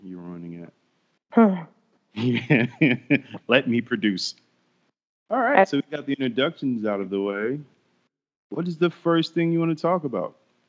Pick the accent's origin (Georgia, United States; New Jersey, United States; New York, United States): Georgia, United States; Atlanta; The west side of Atlanta. Bankhead / the West End.